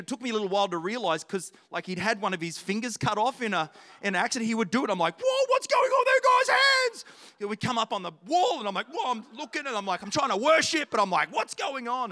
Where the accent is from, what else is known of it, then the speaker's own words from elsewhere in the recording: Australia; I'm from Australia